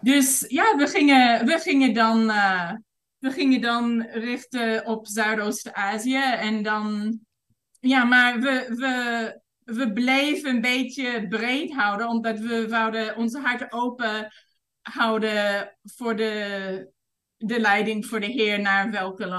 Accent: Vancouver, British Columbia, Canada; Dutch is a second language; moved away as an adult; also born or lived in England; now in Thailand; ik ben geboren in Vancouver en opgegroeid in de stad.

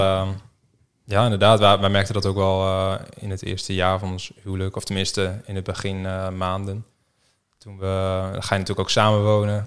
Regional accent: Rode, Netherlands; moved away as an adult; also born or lived in Harderwijk / Groningen; geboren in Harderwijk in het ziekenhuis toen eh, ben ik eh, na drie dagen eh, opgehaald door mijn pleegouders uit het ziekenhuis. Ja. Naar Rode. daar heb ik eigenlijk mijn hele jeugd gewoond.

